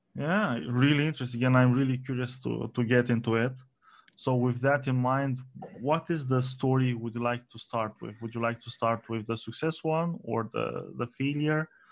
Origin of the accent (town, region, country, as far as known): Romania